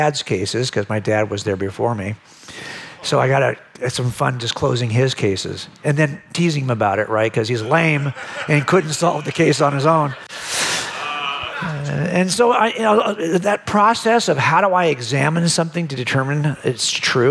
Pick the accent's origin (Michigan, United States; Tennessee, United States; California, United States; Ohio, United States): California, United States; Los Angeles County; I was raised in Los Angeles County